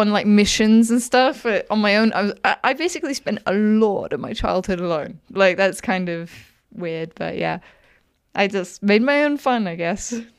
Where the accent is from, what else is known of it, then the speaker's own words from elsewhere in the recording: Wales, United Kingdom; moved away; I grew up in Wales.